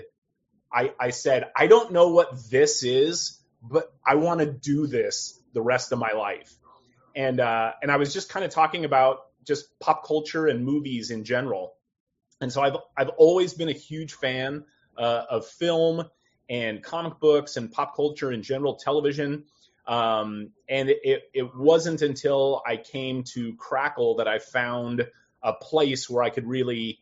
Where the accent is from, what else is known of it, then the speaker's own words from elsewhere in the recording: Southern California, United States; also born or lived in Midwest / Sacramento / Los Angeles; I was born in the Midwest and then was paroled early to California. And so I grew up in Southern California